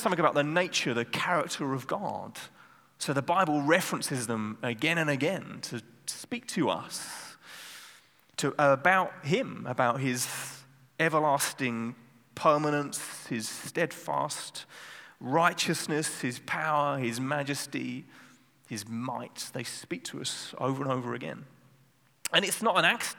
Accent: England, United Kingdom; now in Netherlands; I'm from England

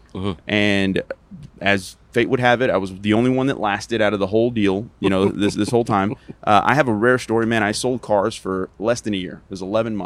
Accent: Texas, United States; I'm a Texan

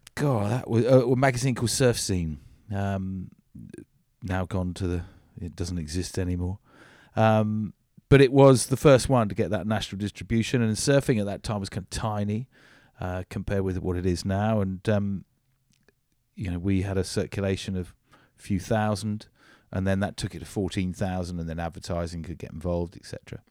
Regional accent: Devon, South West England, United Kingdom; also born or lived in Cornwall; I grew up in Devon. I moved to Cornwall when I was nineteen

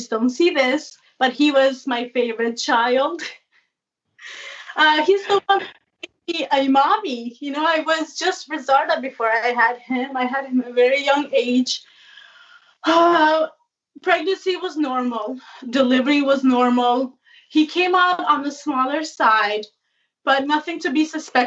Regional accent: New Jersey, United States; I'm from New Jersey.

